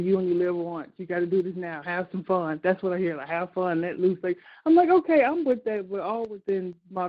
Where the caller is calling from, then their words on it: Chicago, Illinois, United States; from Chicago. Your favorite.